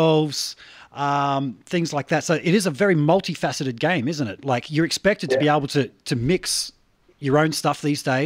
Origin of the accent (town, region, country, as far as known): Australia